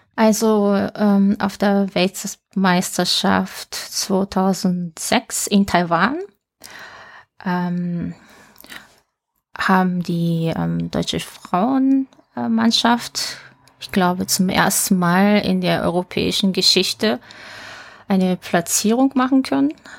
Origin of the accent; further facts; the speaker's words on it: Tokyo, Japan; geboren am 12. Dezember 1977 in Tokio